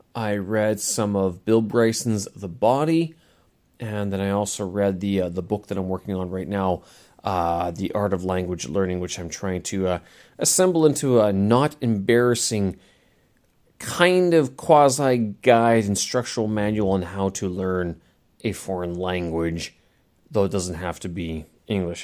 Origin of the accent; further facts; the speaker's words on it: Manitoba, Canada; in my hometown, you know, prairies of Manitoba Prairies of Canada